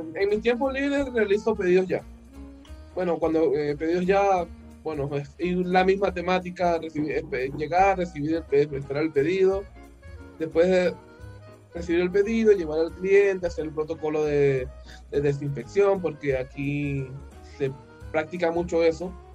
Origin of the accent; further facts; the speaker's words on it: Venezuela; now in Peru; habemos cuatro venezolanos